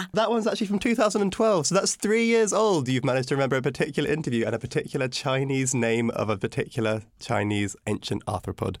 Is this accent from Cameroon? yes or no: no; United Kingdom; as a Brit